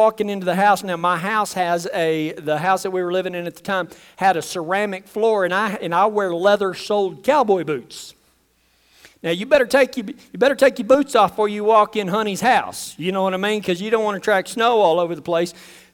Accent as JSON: {"language": "English", "region": "West Texas", "country": "United States", "tie": "born or raised there", "said": "I grew up in West Texas around the mesas, and I hunted snake rattlesnakes for a living"}